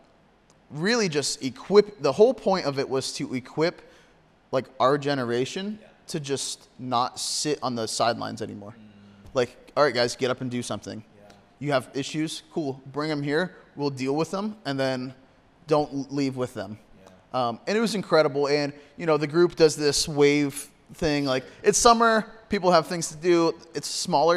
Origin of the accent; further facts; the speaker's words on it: Corry, Pennsylvania, United States; here in my hometown